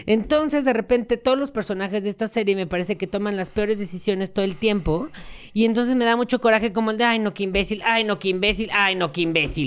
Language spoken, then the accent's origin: Spanish; Colombia; yo soy eh, colombiano, siempre he sido colombiano